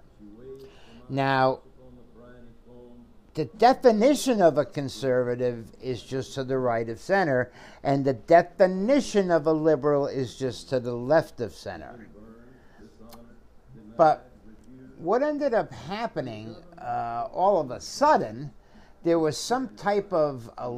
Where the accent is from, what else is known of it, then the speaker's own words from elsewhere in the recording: Connecticut, United States; I come from a predominantly Italian Catholic neighborhood in a small town in Connecticut